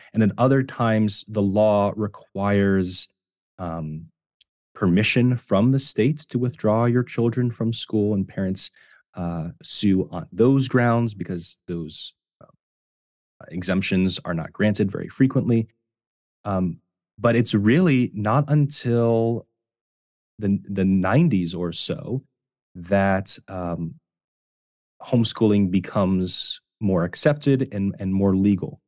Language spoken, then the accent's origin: English; Ohio, United States; I, I was myself homeschooled in, growing up in Ohio